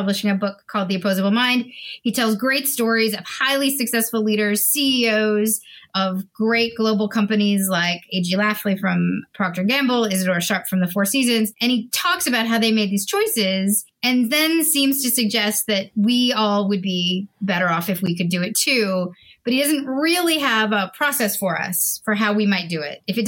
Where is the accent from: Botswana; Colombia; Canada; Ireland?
Canada; I'm a Canadian